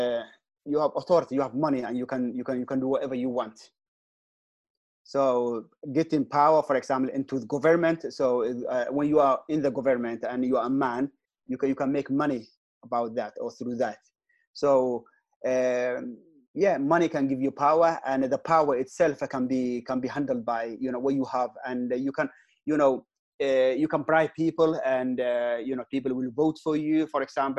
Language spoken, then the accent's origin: English; Mogadishu, Banaadir, Somalia; moved away as an adult; also born or lived in Sweden; I am from Mogadishu. I born and raised up in Mogadishu. I went to Quranic school, primary, secondary, high school, and university in Mogadishu.